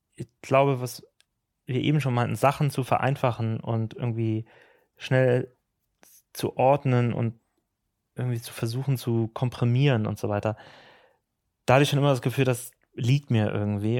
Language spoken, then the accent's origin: German; Ahrensburg, Schleswig-Holstein, Germany; also born or lived in Hamburg; ich komme aus Ahrensburg, aus Schleswig-Holstein